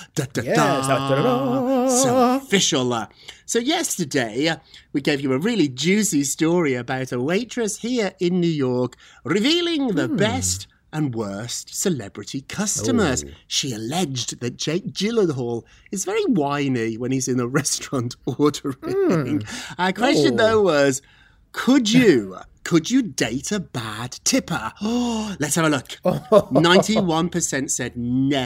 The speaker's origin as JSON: {"language": "English", "country": "United Kingdom", "moved": "yes", "said": "I'm British."}